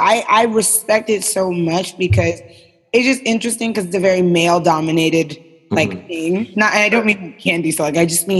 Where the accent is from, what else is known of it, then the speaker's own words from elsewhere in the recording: New York City, New York, United States; I was born and raised in East New York, is out in what people call the sticks.